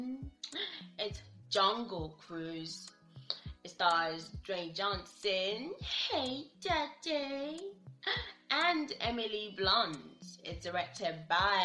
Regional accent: Nigeria; I'm Nigerian. Here in Nigeria

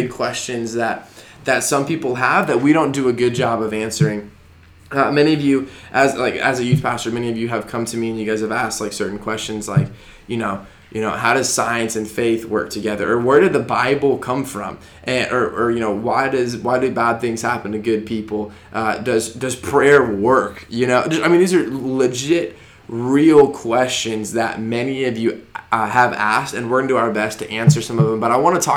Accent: Arizona, United States; moved away as an adult; also born or lived in Denver, Colorado; now in Georgia, United States; I grew up in Arizona, went to college in Denver, Colorado

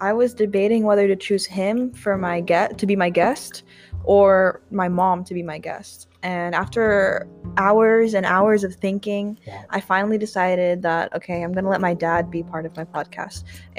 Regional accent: Philippines; So if you didn't know, I'm Filipino, and if I'm feeling bold enough, we'll also talk in Tagalog, okay?

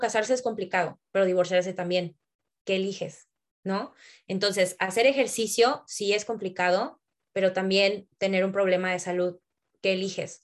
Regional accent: Tampico, Tamaulipas, Mexico; moved away as an adult; now in Mexico City, Mexico; yo crecí en Tampico

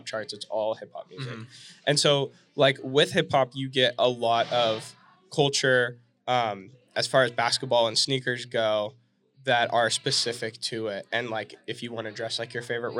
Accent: Fresno, California, United States; now in Phoenix, United States; I'm from California, the Central Valley. I'm from Fresno, and it's about 2 hours from the beach

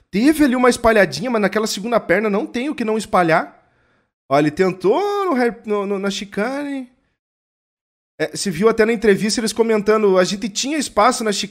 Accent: Rio de Janeiro, Brazil; Eu sou carioca

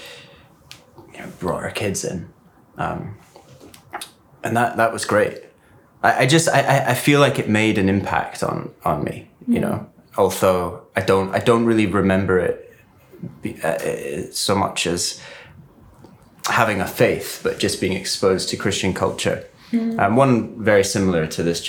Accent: Aberdeen, Scotland, United Kingdom; I grew up in Aberdeen

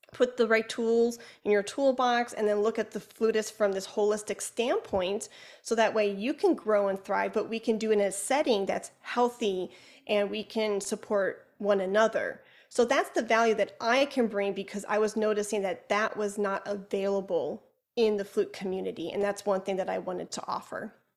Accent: Chicago, Illinois, United States; accent: Chicago; my Chicago accent

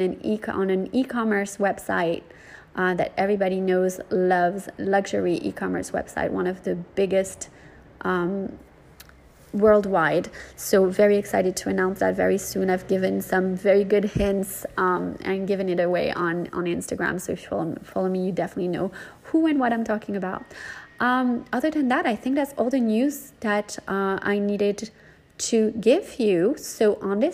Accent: North Miami Beach, Florida, United States; moved away as an adult; also born or lived in New York; my actual hometown where I grew up, North Miami Beach

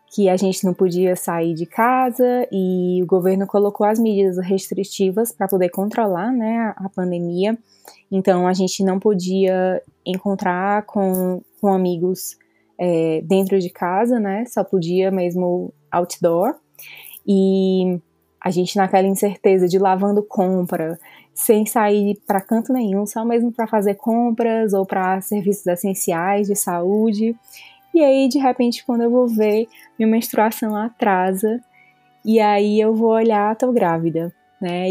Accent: Fortaleza, Ceará, Brazil; moved away as an adult; now in Calgary, Canada; eu sou originalmente de Fortaleza

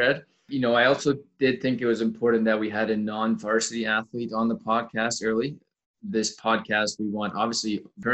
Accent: Alberta, Canada; I'm an Albertan boy

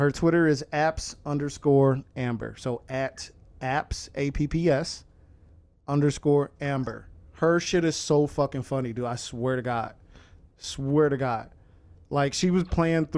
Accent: Chicago, Illinois, United States; I'm from Chicago

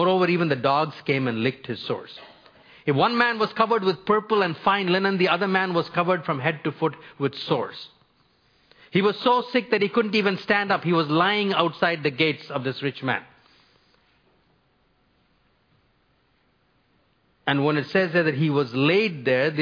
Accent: India; moved away as an adult; also born or lived in North America; I grew up in India for the first 22 years of my life

